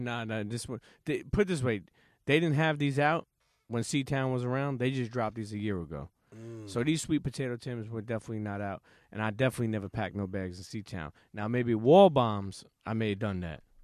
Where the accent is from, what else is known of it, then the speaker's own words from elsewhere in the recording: New York City, New York, United States; I grew up in Coney Island.